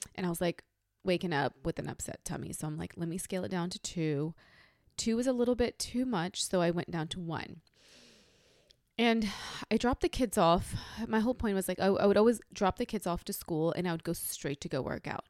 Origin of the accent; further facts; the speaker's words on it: North India, India; moved away; I'm from North India